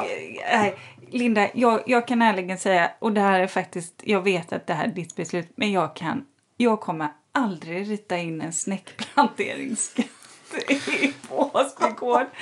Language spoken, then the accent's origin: Swedish; Borås, Västra Götaland, Sweden; Jag är uppvuxen i, i, i Borås